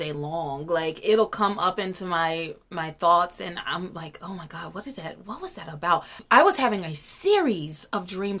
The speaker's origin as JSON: {"language": "English", "region": "the South", "country": "United States", "said": "I'm from the South."}